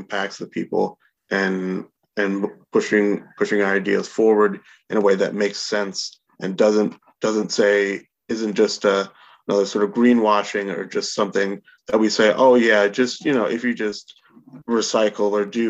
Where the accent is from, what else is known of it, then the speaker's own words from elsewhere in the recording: Albany, New York, United States; I've lived in Albany and was born and raised in Albany for my entire life